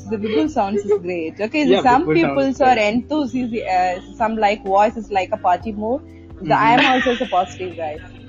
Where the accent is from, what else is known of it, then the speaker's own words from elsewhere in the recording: Coimbatore, Tamil Nadu, India; I'm from Coimbatore.